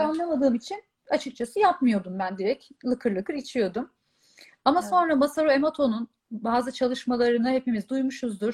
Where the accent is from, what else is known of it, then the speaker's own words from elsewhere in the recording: Bolu, Bolu Province, Turkey; moved away as an adult; also born or lived in Istanbul; ben e, doğma büyüme Bolulu'yum. Yaklaşık 18 yılım Bolu'da geçti